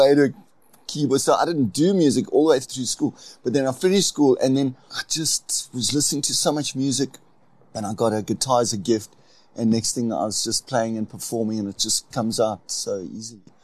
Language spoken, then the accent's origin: English; Port Elizabeth, Eastern Cape, South Africa; I'm from the Eastern Cape, Port Elizabeth